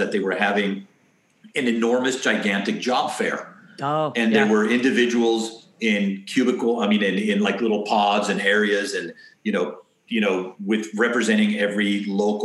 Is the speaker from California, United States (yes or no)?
yes; Santa Barbara, California, United States; first language Spanish; English is a second language; moved away as an adult; also born or lived in Davis, California; now in Cypress, United States; I'm a Santa Barbara born and raised boy